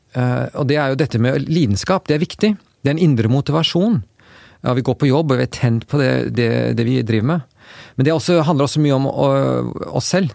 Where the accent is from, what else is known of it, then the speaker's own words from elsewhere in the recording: Oslo, Norway; moved away as an adult; now in United States; Jeg vokste jo opp eh, her i Oslo